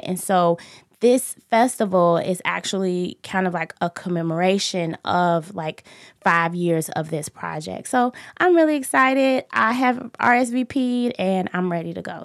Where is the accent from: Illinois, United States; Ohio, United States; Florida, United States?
Illinois, United States; Chicago; I grew up in Inglewood